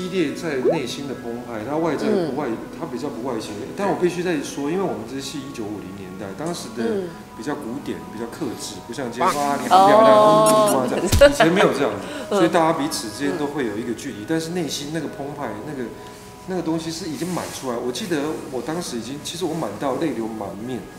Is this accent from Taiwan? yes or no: yes; Taiwan; accent: Taiwanese; 我的腔应该是台语，台台湾的就传统的英语教出来的